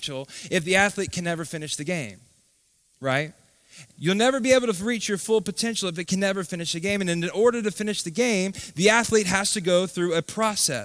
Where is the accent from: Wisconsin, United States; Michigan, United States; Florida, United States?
Florida, United States; Tallahassee; I grew up here. I went to school here. I grew up in Tallahassee